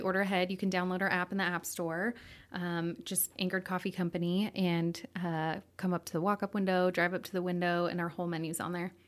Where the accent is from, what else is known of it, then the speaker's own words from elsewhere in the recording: Coeur d'Alene, Idaho, United States; also born or lived in Sandpoint, Idaho; I grew up here, born and raised